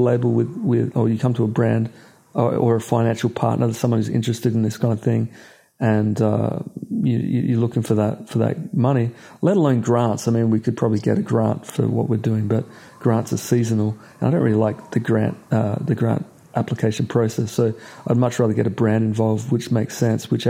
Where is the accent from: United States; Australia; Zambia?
Australia; I'm from Australia.